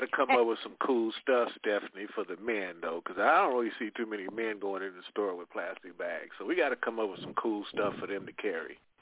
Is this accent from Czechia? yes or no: no; Midwest, United States; I come from the Midwest